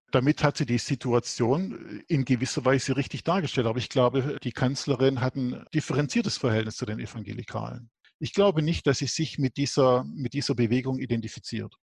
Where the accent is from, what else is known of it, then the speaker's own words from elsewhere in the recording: Germany; bei uns in Deutschland